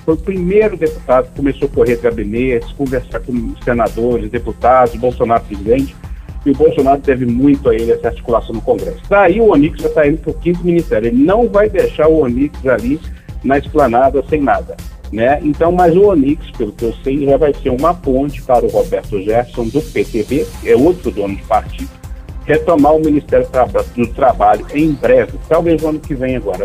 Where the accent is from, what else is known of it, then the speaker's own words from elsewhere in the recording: Minas Gerais, Brazil; now in Brasília, Brazil; como mineiro que eu sou